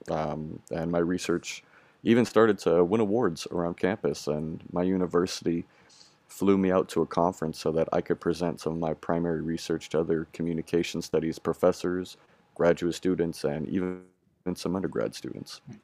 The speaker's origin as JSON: {"language": "English", "area": "Bay Area", "region": "California", "country": "United States", "tie": "born or raised there", "said": "I am 28 years old and I grew up in the Bay Area in California"}